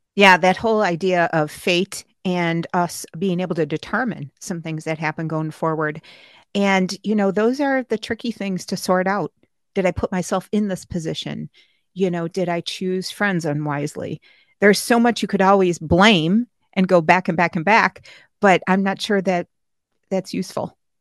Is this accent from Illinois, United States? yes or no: no; Niagara Falls, New York, United States; Niagara Falls, my hometown